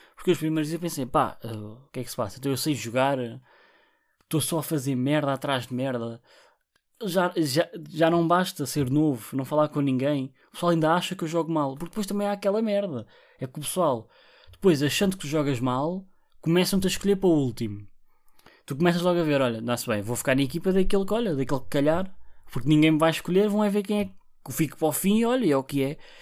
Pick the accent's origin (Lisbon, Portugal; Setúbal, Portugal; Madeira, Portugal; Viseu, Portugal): Setúbal, Portugal; Barreiro; eu sou do Barreiro